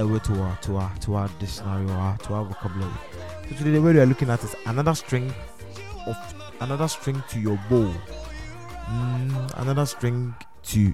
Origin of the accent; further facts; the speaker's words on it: Ghana; as a Ghanaian